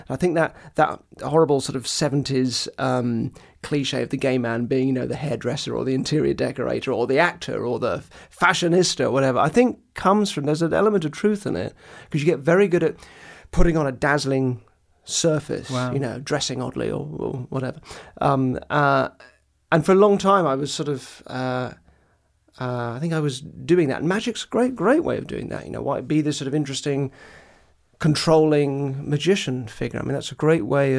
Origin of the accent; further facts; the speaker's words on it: Purley, London, United Kingdom; I grew up in Purley, which is real sort of Daily Mail suburbia.